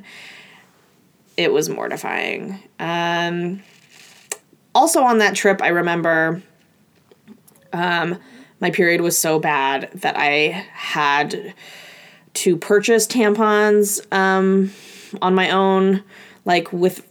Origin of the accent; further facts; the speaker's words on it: Oregon, United States; I'm from a small town in Oregon outside of Portland